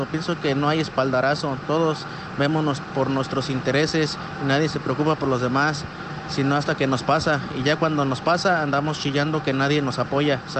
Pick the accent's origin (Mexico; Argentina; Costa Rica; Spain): Mexico; Pero el problema somos todos los mexicanos porque solo nos quejamos y no hacemos nada